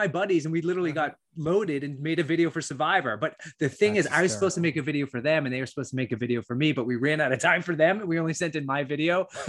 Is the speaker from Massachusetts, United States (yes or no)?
yes; Massachusetts, United States; also born or lived in New York City; now in New Hampshire, United States; I grew up in Massachusetts, but I moved to New York City, lived there for about 20 years. And then in 2015, we moved here.